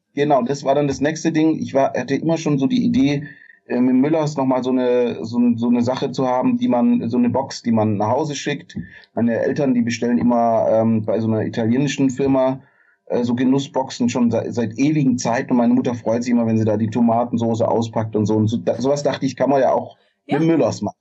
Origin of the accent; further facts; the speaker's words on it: Swabia, Germany; als Schwabe